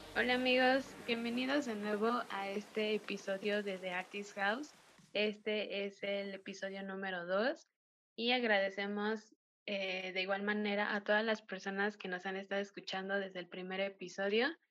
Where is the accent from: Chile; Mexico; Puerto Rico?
Mexico; nosotros como mexicanos